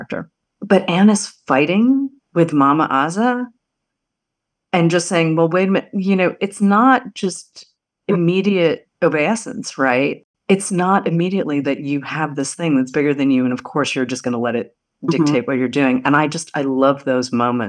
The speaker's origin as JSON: {"language": "English", "area": "outside of Boston", "region": "Massachusetts", "country": "United States", "tie": "born or raised there", "said": "I grew up outside of Boston"}